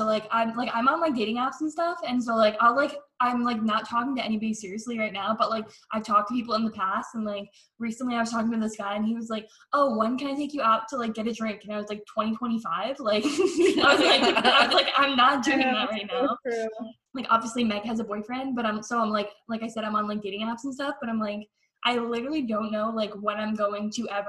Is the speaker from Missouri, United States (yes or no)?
no; Connecticut, United States; so we're from Connecticut